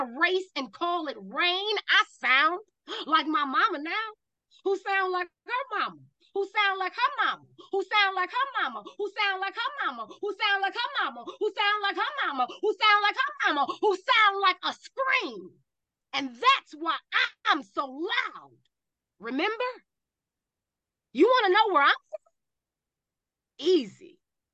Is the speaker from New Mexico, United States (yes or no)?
no; Cleveland, Ohio, United States; When you say you are from Cleveland